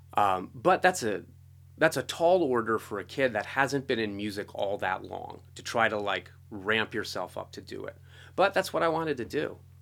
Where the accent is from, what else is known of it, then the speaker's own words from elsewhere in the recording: East Coast, United States; I grew up on the East Coast